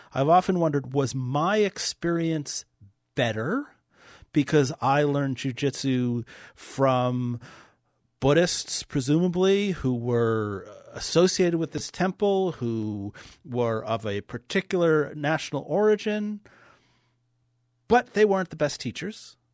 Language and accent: English; New York City, New York, United States; moved away as an adult; now in North Dakota, United States; I grew up in New York City. I've been in North Dakota now for, uh, almost, uh, twenty years